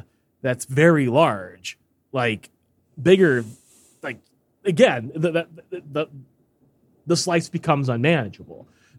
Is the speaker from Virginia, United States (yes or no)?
no; Chicago, Illinois, United States; Just wanted to give a little perspective on deep dish pizza since I'm from Chicago.